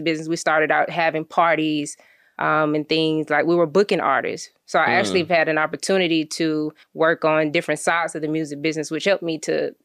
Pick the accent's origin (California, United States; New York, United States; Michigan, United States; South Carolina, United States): South Carolina, United States; Columbia; I'm from Columbia, South Carolina